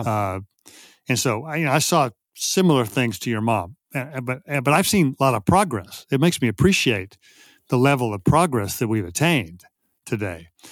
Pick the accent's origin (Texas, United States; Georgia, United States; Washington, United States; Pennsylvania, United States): Texas, United States; I grew up in Texas in the fifties and sixties